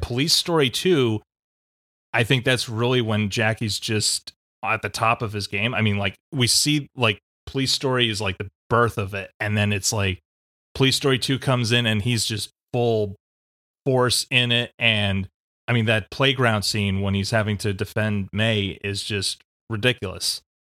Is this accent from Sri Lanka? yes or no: no; United States; as American audiences